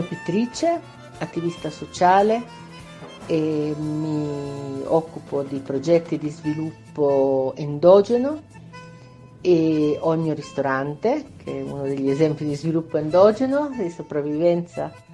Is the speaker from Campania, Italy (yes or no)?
no; Bologna, Emilia-Romagna, Italy; moved away as an adult; now in Guatemala; sono bolognese, e vivo in Guatemala da più di vent'anni